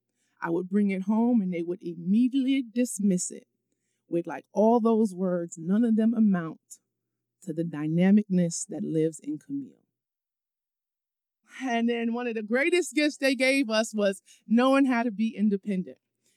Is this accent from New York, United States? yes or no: yes; New York City, New York, United States; moved away as an adult; also born or lived in College Park, Maryland; I'm a New Yorker, so I gotta stay fly.